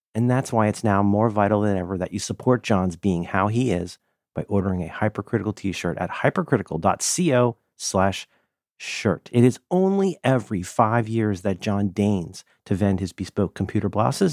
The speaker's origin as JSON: {"language": "English", "area": "Hamilton County", "region": "Ohio", "country": "United States", "tie": "born or raised there", "moved": "yes"}